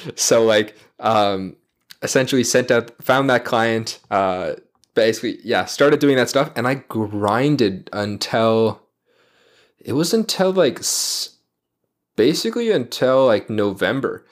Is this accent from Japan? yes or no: no; Toronto, Ontario, Canada; I'm from Toronto originally.